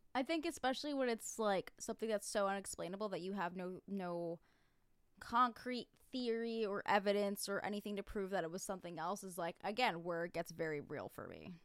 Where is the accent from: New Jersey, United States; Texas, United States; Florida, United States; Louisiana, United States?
New Jersey, United States; I grew up in New Jersey